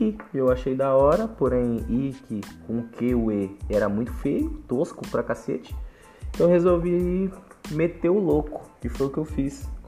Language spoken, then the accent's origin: Portuguese; São Paulo, Brazil; eu sou da Zona Norte de São Paulo, Vila Nova Cachoeirinha, hum, exatamente do Jardim Santa Cruz, né? Tenho 25 anos